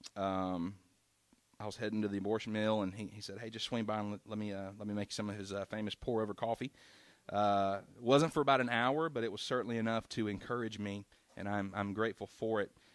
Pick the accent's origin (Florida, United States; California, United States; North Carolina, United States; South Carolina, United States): South Carolina, United States; we grew up in South Carolina